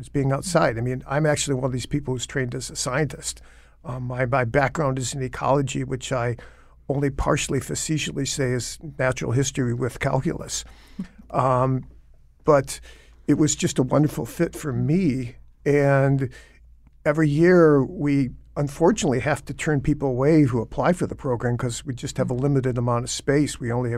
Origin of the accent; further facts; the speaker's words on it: Michigan, United States; and I grew up in Michigan where there's plenty of water